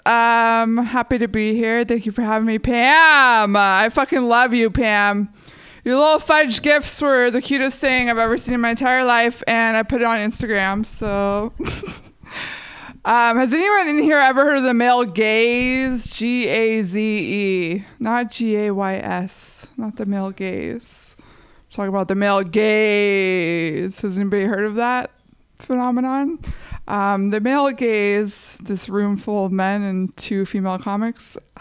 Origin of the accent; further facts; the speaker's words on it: San Jose, California, United States; when I was growing up in San Jose